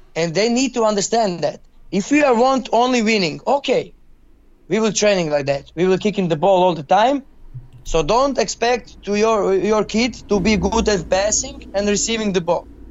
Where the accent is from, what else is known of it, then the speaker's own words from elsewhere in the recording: Zagreb, City of Zagreb, Croatia; English is a second language; I'm from Zagreb, and I'm I'm here in Dinamo